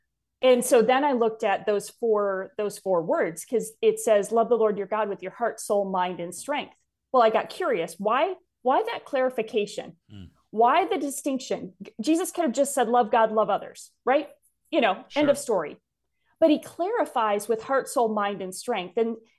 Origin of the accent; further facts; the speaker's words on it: Wisconsin, United States; But I grew up in North Central Wisconsin. My family came to faith when I was about 8 years old.